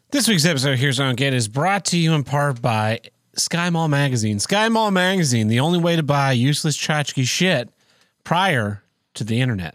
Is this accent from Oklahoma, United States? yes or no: yes; Tulsa, Oklahoma, United States; I'll be moving away from Tulsa, my hometown